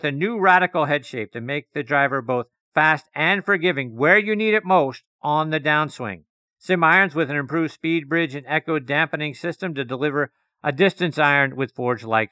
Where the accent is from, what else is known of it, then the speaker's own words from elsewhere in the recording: Pittsburgh, Pennsylvania, United States; my hometown of Pittsburgh